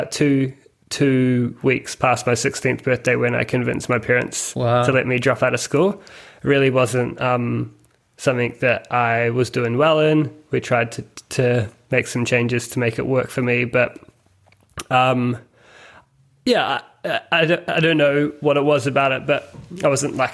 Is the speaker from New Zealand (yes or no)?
yes; Christchurch, Canterbury, New Zealand; moved away as an adult; also born or lived in Melbourne, Australia; now in Sydney, Australia; Christchurch Airport, which is close to where I grew up